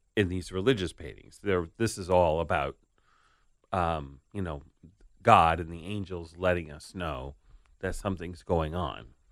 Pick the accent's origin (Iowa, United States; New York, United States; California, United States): New York, United States; New York City; the house I grew up in on Staten Island